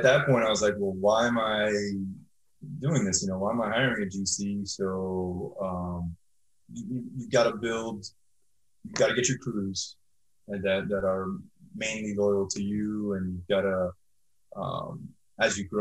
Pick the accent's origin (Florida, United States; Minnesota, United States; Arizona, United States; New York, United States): Florida, United States; Miami; I'm born and raised in Miami, Florida